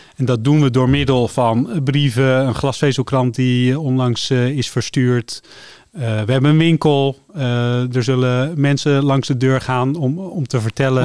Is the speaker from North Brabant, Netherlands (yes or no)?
no; Amsterdam, North Holland, Netherlands; moved away as an adult; now in Laren, Netherlands; ik kom uit Amsterdam